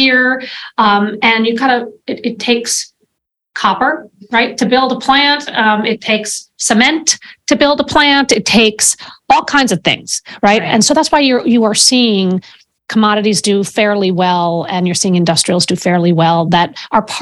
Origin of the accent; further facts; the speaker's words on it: United States; as an American